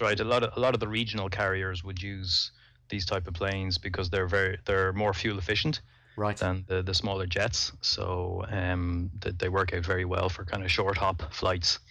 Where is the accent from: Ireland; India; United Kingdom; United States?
Ireland; Dublin, Leinster; I'm I'm born and bred in Dublin, in Ireland